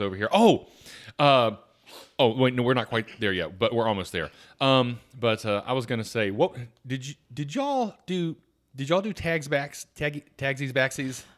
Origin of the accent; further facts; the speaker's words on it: Atlanta, Georgia, United States; I grew up in Atlanta